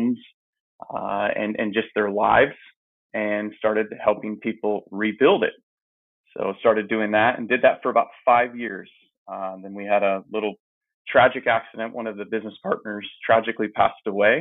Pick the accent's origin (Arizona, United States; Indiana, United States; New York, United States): Arizona, United States; Phoenix; I grew up in Phoenix, Arizona, in the Maryvale area